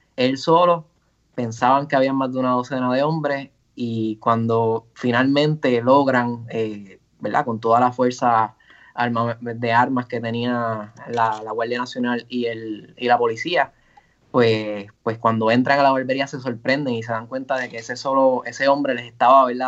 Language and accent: Spanish; Ponce, Puerto Rico; soy ponceño